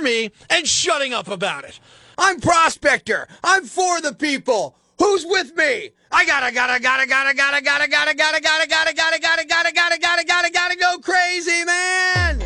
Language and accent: English; United States; I happen to be a U.S. citizen mostly because I was born here